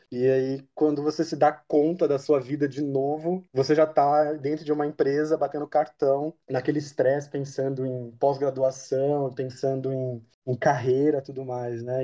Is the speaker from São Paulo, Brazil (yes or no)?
yes; Mogi Guaçu, São Paulo, Brazil; Eu nasci em Mogi Guaçu, interior de São Paulo